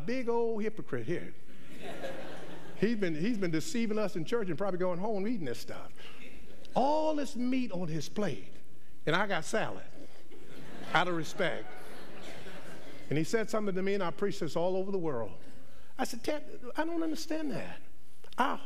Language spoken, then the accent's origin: English; Northern Virginia, United States; we're from Northern Virginia and we are cultured black folks